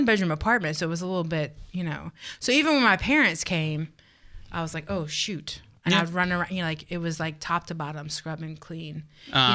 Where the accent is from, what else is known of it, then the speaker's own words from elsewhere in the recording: the South, United States; I'm from the South